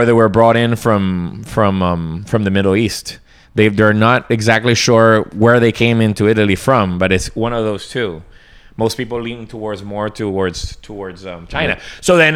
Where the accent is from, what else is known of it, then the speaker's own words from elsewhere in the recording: Colombia; moved away; a British, you know, sort of American influenced family growing up in Colombia